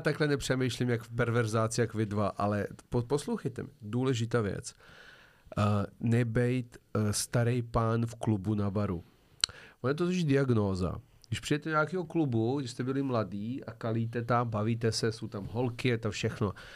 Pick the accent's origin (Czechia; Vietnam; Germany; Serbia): Serbia; now in Czech Republic; já jsem sice původně ze Srbska, ale já ten český jazyk předělám